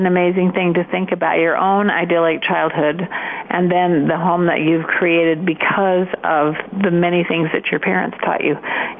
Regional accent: Montpelier, Idaho, United States; moved away; I grew up in Montpelier, Idaho, up in Bear Lake.

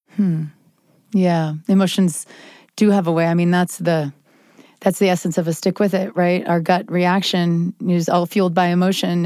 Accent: Springville, Utah, United States; I'm from Springville, Utah

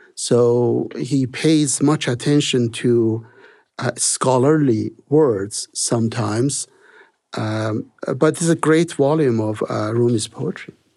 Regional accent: Iran; moved away as an adult; also born or lived in Salt Lake City, United States; I was born in Iran, and, uh, Persian is the main language in that country

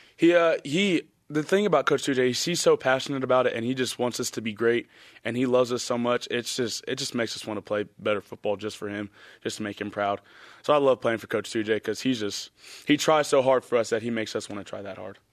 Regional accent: Texas, United States; moved away; we're both from Texas

